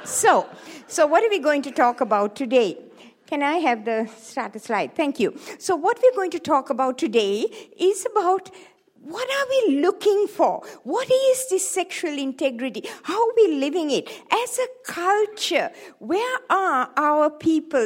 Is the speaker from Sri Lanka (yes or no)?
yes; Sri Lanka; moved away as an adult; also born or lived in Hawaii; I was born in Sri Lanka, in the tea plantations of Sri Lanka. And I grew up there.